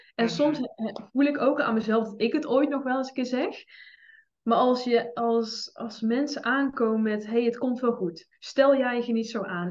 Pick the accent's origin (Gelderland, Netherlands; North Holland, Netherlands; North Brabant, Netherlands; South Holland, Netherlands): North Brabant, Netherlands; 's-Hertogenbosch; Ik ben 25 jaar, ik kom uit Den Bosch